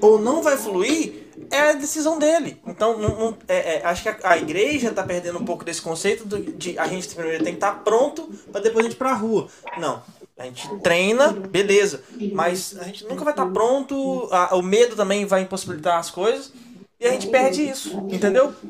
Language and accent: Portuguese; Minas Gerais, Brazil; eu sou de Minas